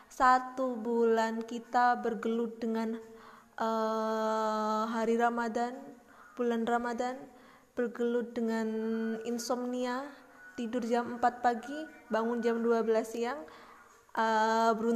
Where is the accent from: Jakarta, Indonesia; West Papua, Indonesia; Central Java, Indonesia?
Central Java, Indonesia; Purworejo; di kotaku sendiri ya uh, kemarin aku baca di salah satu media di internet ada berita gitu tentang uh, katanya Purworejo akan memperpanjang masa PSBB.